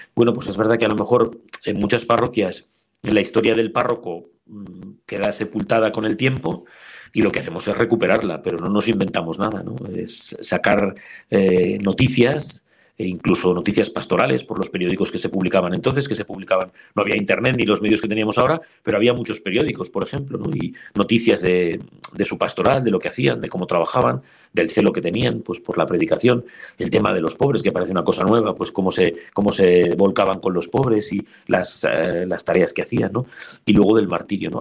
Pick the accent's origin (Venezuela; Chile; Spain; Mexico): Spain; Diocese of Toledo, Castilla-La Mancha; soy sacerdote, soy español, soy de la diócesis de Toledo